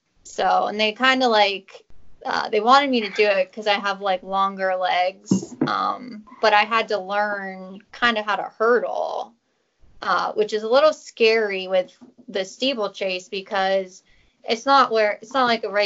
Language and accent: English; McDonald, Ohio, United States; moved away as an adult; now in Clarksburg, United States; I'm from McDonald, Ohio, and I lived in Ohio for 25 years or so.